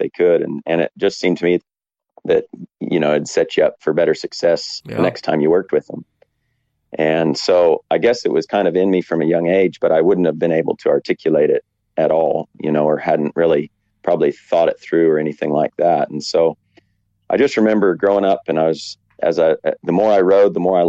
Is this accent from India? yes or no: no; Western Colorado, United States; moved away as an adult; also born or lived in Wyoming; now in New Zealand; I grew up in Colorado, Western Colorado.